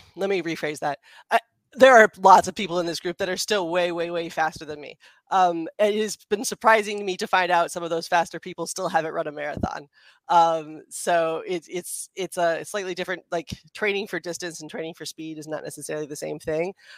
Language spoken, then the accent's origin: English; United States; moved away as an adult; also born or lived in Philadelphia; now in Los Angeles, United States; I'm from DC suburbs, and I went to school in Philadelphia